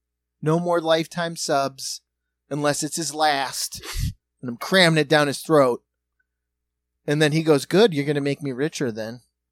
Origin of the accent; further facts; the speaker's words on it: Indianapolis, Indiana, United States; I'm from Indianapolis.